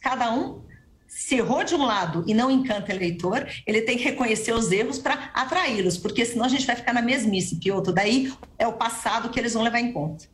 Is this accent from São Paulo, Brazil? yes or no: yes; São Paulo, Brazil; eu sou paulistano eu sou da cidade de São Paulo